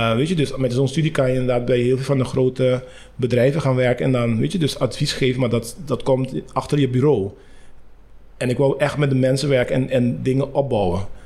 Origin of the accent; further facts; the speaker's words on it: Curaçao; moved away as an adult; also born or lived in Rotterdam, Netherlands; ik ben op Curaçao geboren